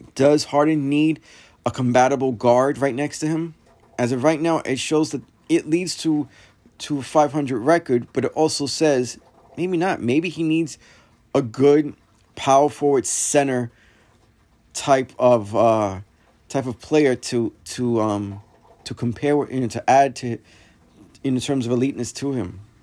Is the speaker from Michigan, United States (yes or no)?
no; New York, United States; being a New Yorker